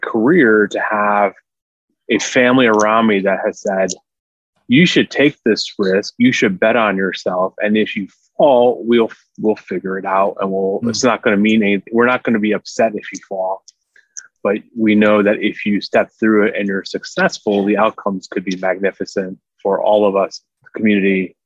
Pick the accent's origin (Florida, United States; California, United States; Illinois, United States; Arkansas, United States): Illinois, United States; Chicago; I'm also born and bred in Chicago, live in the city. This is my town